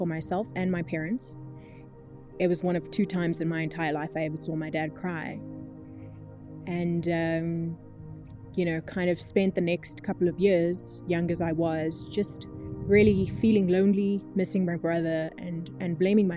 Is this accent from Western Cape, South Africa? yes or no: no; East Rand, Gauteng, South Africa; I grew up in the East Rand.